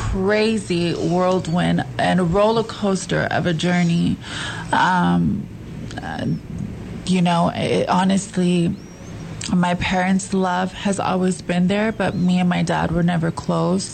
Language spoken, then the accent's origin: English; San Angelo, Texas, United States; I am from San Angelo, Texas